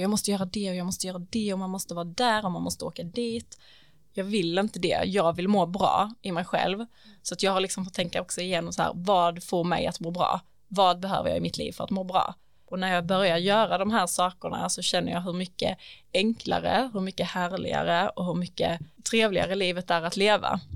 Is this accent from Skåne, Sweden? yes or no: yes; Vinslöv, Skåne, Sweden; moved away; jag är ju från Vinslöv